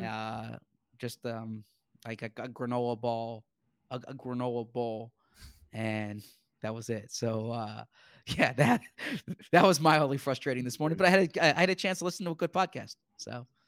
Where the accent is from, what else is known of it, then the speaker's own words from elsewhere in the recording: Northeast, United States; also born or lived in Syracuse, New York; I'm from the Northeast.